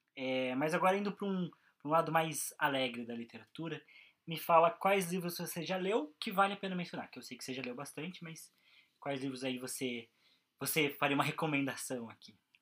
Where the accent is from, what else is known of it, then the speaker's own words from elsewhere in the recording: Brazil; como brasileiro